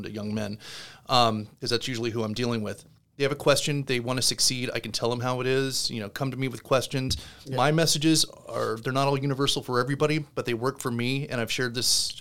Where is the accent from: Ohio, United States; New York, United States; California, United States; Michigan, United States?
California, United States; Southern; also born or lived in Connecticut; now in Florida, United States; I growing up in Southern California, Spanish was mandatory